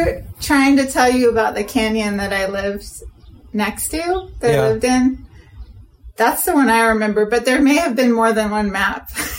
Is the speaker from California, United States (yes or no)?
yes; Central Valley, California, United States; now in Portland, United States; I'm from the Central Valley in California.